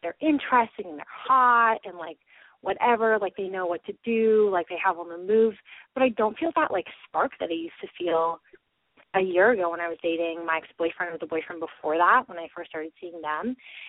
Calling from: Vancouver, British Columbia, Canada; I'm 21, and I'm calling from Vancouver, BC.

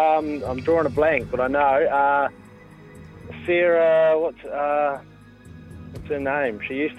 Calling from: Christchurch, Canterbury, New Zealand; Calling from Christchurch.

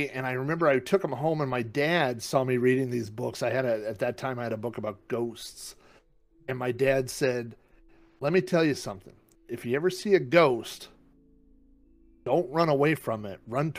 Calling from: Oklahoma City, Oklahoma, United States; Right, I'm calling in from Oklahoma City, Oklahoma.

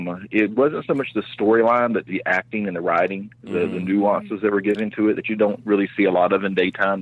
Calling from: Orlando, Florida, United States; over in Orlando, Florida.

